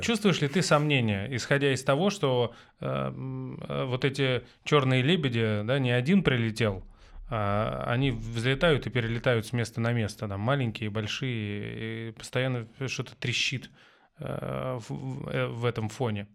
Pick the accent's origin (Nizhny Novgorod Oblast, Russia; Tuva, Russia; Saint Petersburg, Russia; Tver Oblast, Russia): Tver Oblast, Russia; Tver; moved away; я из Твери